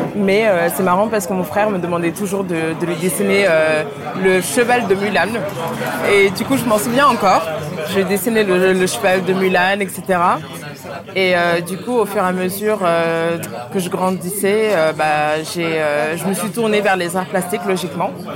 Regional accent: Paris, Île-de-France, France; also born or lived in Dakar, Senegal / United States; Je suis née à Dakar et j'ai grandi à Dakar. Et euh, je suis arrivée euh, à Paris quand j'avais 8 ans

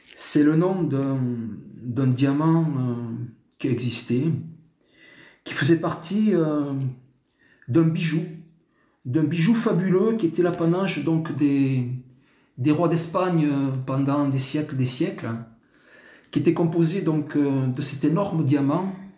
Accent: Tarbes, Occitania, France; moved away; je suis né à Tarbes, effectivement. Euh, j'ai pas mal bourlingué, puis euh, j'ai rejoint, donc ça va faire une vingtaine d'années maintenant, ma cité natale au pied des Pyrénées

